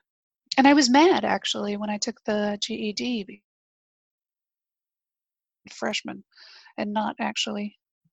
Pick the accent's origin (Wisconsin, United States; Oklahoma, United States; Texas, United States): Texas, United States; also born or lived in North Carolina / central New Jersey; now in New Jersey, United States; I grew up in Texas